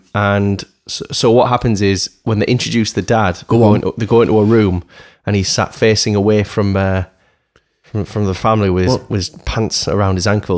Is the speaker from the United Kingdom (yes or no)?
yes; United Kingdom; as a Brit, I'm too polite